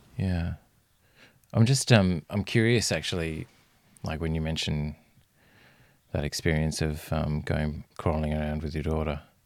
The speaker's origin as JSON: {"language": "English", "town": "Fremantle", "region": "Western Australia", "country": "Australia", "tie": "born or raised there", "said": "I grew up in Western Australia and in, uh, Fremantle"}